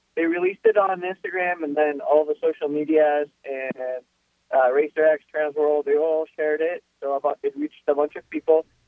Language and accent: English; Quito, Pichincha, Ecuador; first language Spanish; English is a second language; moved away